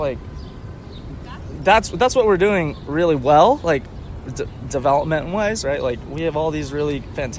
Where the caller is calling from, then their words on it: Philadelphia, Pennsylvania, United States; Yeah. Well … I am speaking from Philadelphia, Pennsylvania, and the year is 2019.